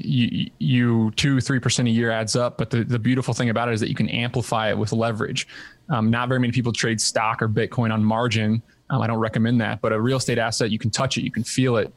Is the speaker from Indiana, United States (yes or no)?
yes; Southern Indiana, United States; moved away as an adult; also born or lived in Ithaca, New York; grew up in Southern Indiana